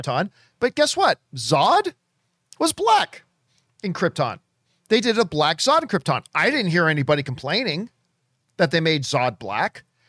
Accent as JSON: {"language": "English", "town": "Hamilton", "region": "Ontario", "country": "Canada", "said": "I'm from Hamilton, Ontario"}